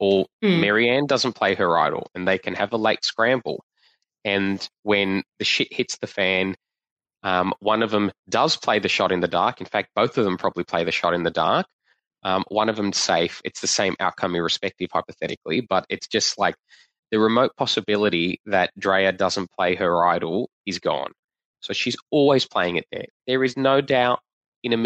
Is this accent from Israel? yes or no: no; Australia; I'm from Australia